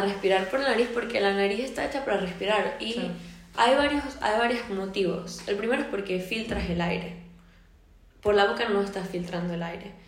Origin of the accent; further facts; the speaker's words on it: Venezuela; moved away as an adult; now in Spain; yo soy de Venezuela, vivo en España desde hace tres años